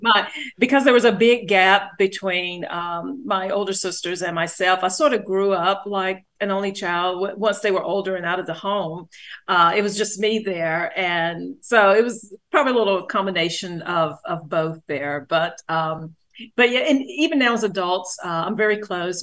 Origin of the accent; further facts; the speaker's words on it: Greensboro, North Carolina, United States; also born or lived in Charlotte, North Carolina; I grew up was born in Greensboro